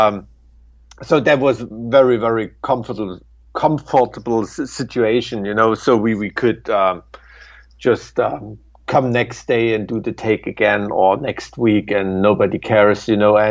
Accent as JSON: {"language": "English", "town": "Weimar", "region": "Thuringia", "country": "Germany", "said": "I'm from Weimar in Germany"}